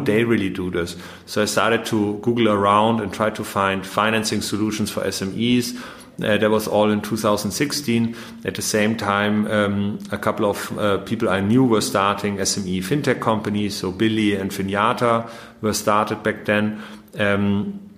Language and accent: English; Munich, Bavaria, Germany; moved away; also born or lived in Vienna / London / Paris / Berlin; I was born in Munich